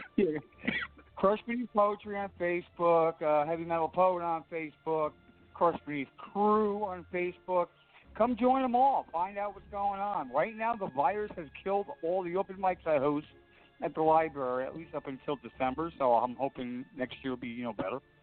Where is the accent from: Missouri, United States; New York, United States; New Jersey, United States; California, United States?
New Jersey, United States; Jersey Shore; I'm from Jersey Shore